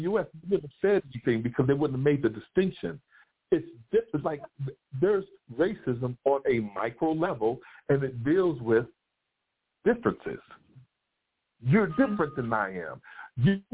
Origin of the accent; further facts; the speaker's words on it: United States; I'm from the U.S.